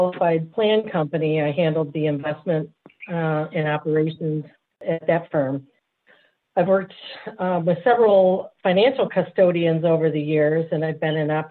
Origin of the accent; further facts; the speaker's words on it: Michigan, United States; I've been born and raised in Michigan